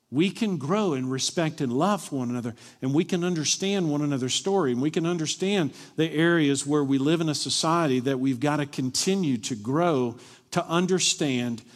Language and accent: English; Glasgow, Kentucky, United States; moved away; I grew up in Glasgow, Kentucky